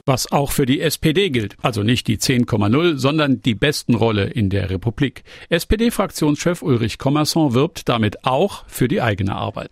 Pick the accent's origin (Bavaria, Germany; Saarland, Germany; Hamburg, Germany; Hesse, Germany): Saarland, Germany; mich als Saarländer